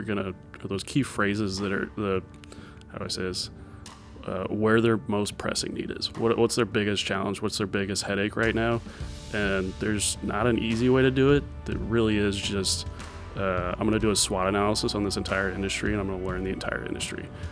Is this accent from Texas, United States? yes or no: no; Edwardsville, Illinois, United States; I grew up in Edwardsville.